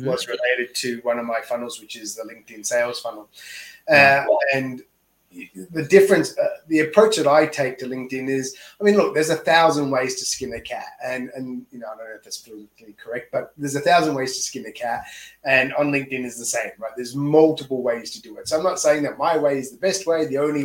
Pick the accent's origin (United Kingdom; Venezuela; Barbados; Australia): Australia; moved away as an adult; now in Tokyo, Japan; I'm an Aussie here in Tokyo coaching someone in the US